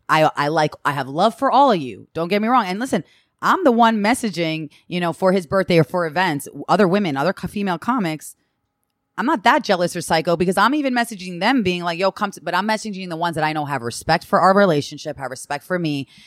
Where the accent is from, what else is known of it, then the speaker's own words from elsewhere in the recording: Long Island, New York, United States; I came from Long Island and from a privileged